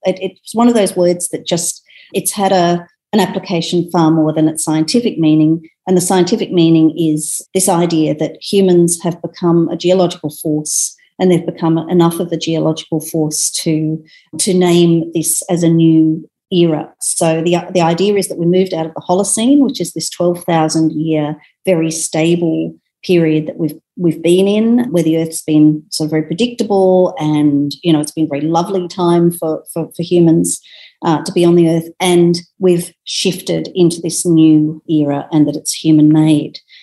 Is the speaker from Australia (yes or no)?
yes; Sydney, New South Wales, Australia; being in Sydney in my hometown